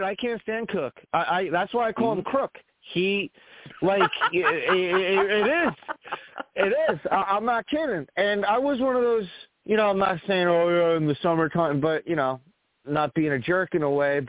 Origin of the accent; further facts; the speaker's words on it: New York, United States; I'm from New York